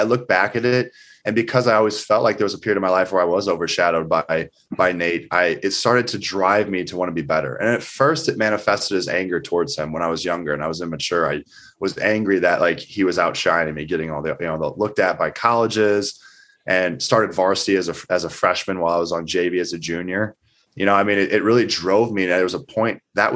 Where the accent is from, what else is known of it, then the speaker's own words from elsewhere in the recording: Eureka, Missouri, United States; growing up in Eureka, I mean, you know what it's like. It was a small town, I think population 10,000